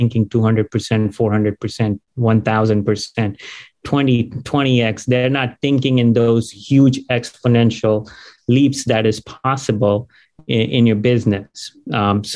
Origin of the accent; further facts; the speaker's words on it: India; also born or lived in Dayton, Ohio, United States / Gainesville, Florida, United States; now in United States; So I was born in Dayton, Ohio. And when I was 2 years old, you know, just parents got divorced, went back to India, grew up there, came back here